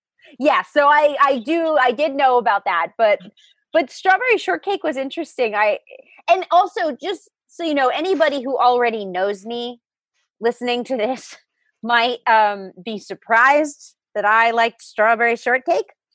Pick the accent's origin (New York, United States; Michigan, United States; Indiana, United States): New York, United States; Long Island; moved away; I grew up on Long Island